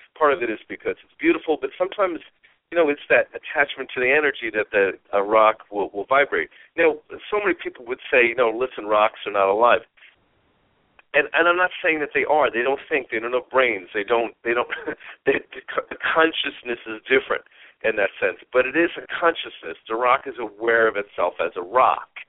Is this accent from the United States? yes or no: yes; East Coast, United States; moved away; I'm from the East Coast